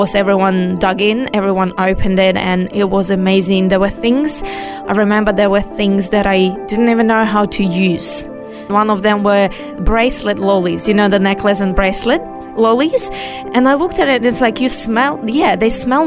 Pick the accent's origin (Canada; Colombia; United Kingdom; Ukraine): Ukraine; now in Australia; I was born in Soviet Union 5 years before it collapsed.